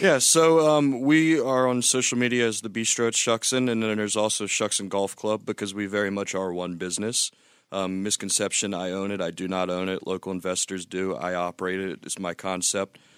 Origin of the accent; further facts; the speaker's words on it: Louisiana, United States; now in Bellingham, United States; Born and raised in Louisiana, and then moved back when I was thirty for five years as well